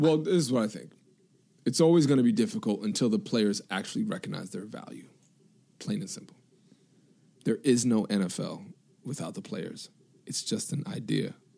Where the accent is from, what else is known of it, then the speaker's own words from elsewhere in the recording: New York, United States; I'm from New York